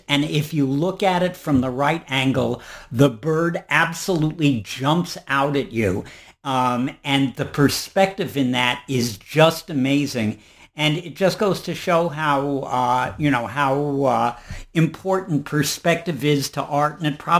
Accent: New York City, New York, United States; Well, I was born in New York

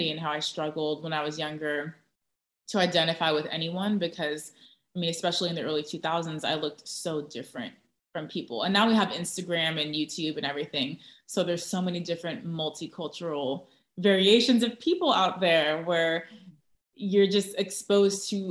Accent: Orange County, Southern California, United States; also born or lived in Tustin, California / Irvine, California; Southern California, Orange County.

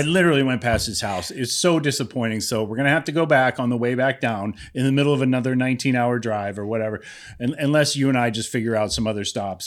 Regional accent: Youngstown, Ohio, United States; my hometown, Youngstown

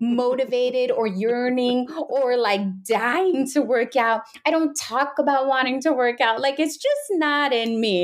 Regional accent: Pacific Northwest, United States; I'm from the Pacific Northwest up here

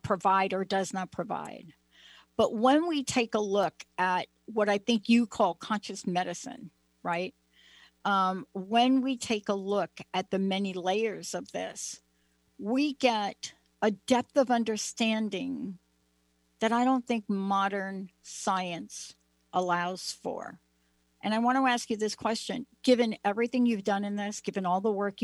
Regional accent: New Jersey, United States; I'm from New Jersey

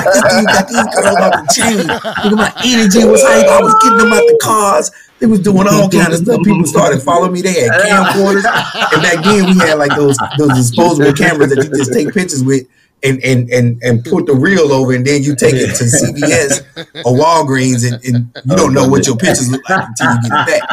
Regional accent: Louisiana, United States; moved away; also born or lived in Atlanta; I'm from Louisiana

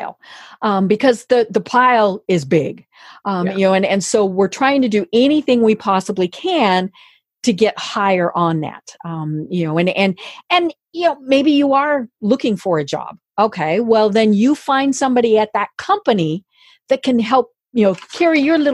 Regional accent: Colorado, United States; I'm from Colorado

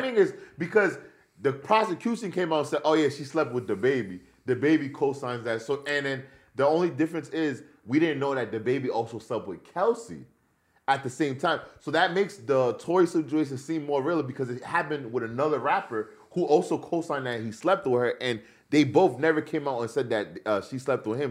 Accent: New York, United States; being a New Yorker

